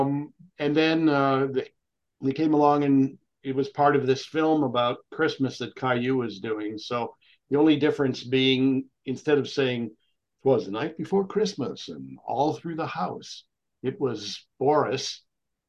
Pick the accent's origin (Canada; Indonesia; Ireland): Canada; Cornwall, Ontario; also born or lived in Thunder Bay, Ontario / Ottawa; my family moved closer to Montreal, in a small town in Ontario called Cornwall. And I was raised right around there